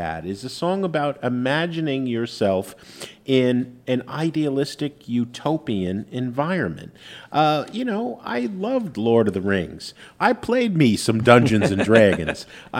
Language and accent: English; Jersey City, New Jersey, United States; as a kid growing up in Jersey City, it was an awful place to grow up. It was a tough upbringing.